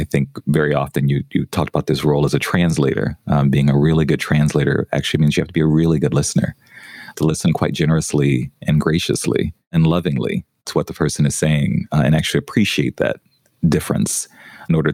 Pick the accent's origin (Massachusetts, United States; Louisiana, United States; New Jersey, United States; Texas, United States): Louisiana, United States; New Orleans; moved away; also born or lived in New York; growing up in New Orleans